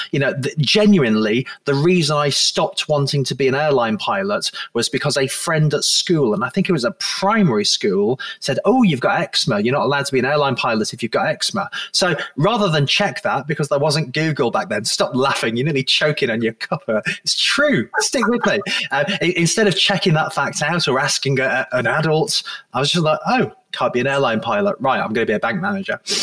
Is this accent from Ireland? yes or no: no; Blackpool, North West England, United Kingdom; moved away as an adult; also born or lived in Manchester / Liverpool; now in Guernsey; although I was born in Manchester, I then eventually went uh, to, to grow up in Blackpool in my formative years in late primary school and secondary school